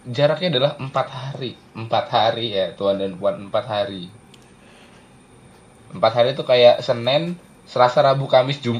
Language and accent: Indonesian; Yogyakarta, Special Region of Yogyakarta, Indonesia; Aku ini orang Jogja asli loh.